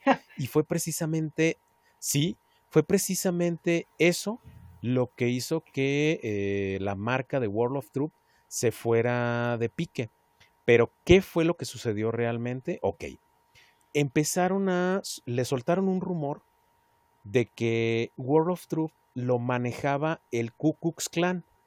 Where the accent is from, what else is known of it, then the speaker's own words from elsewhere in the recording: Mexico; Y somos más, más mexicanos que el chile jalapeño